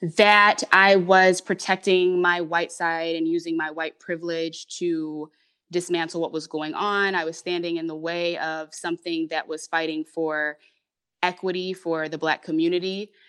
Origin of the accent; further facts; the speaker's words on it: Detroit, Michigan, United States; also born or lived in Hamtramck; I was born in Detroit, but right away, um, we had, we were living in, um, Hamtramck